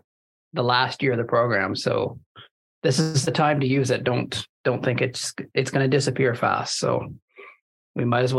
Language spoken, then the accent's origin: English; Taber, Alberta, Canada; Yeah, I'm from Tabor.